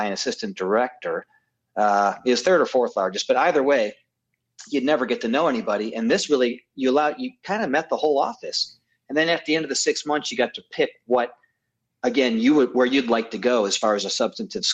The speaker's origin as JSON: {"language": "English", "town": "Mentor", "region": "Ohio", "country": "United States", "tie": "born or raised there", "moved": "yes", "said": "I was hired in my hometown of Mentor, Ohio"}